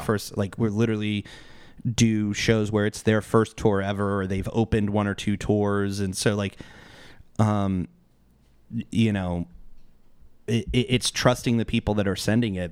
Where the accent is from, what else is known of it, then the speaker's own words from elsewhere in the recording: Mesa, Arizona, United States; I grew up in East Mesa